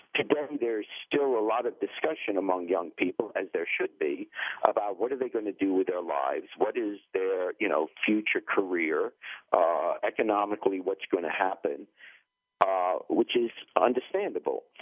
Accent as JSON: {"language": "English", "region": "New York", "country": "United States", "tie": "born or raised there", "also_born_or_lived": "England", "said": "I grew up in New York"}